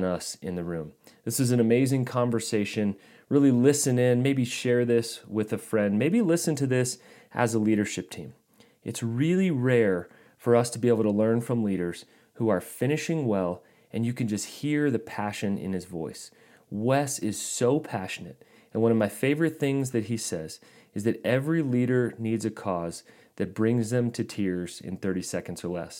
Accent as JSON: {"language": "English", "town": "Colorado Springs", "region": "Colorado", "country": "United States", "tie": "born or raised there", "said": "my hometown, Colorado Springs."}